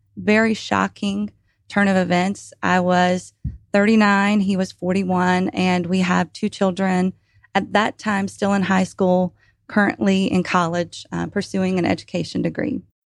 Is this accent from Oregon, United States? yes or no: no; Atlanta, Georgia, United States; also born or lived in Lawrenceville, Georgia; originally from Atlanta, now residing outside of Lawrenceville, Georgia